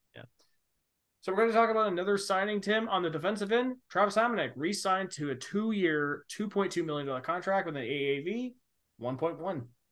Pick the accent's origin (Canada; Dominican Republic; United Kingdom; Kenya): Canada; we're Canadian